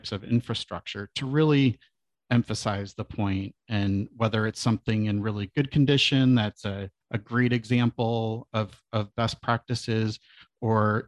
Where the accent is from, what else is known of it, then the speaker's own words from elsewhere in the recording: Southeast Michigan, United States; moved away as an adult; now in Portland, United States; I am a son of Michigan. I grew up in Southeast Michigan